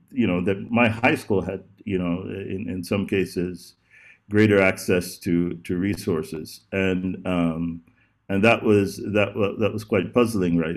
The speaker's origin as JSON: {"language": "English", "region": "Texas", "country": "United States", "tie": "born or raised there", "also_born_or_lived": "Oklahoma", "said": "I'm from, I was uh, raised, my father was in the oil business initially. I was raised between Texas and Oklahoma."}